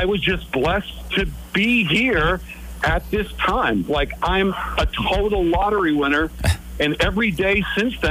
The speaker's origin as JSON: {"language": "English", "country": "United States", "tie": "born or raised there", "said": "I was born in the United States, in the richest country in the world"}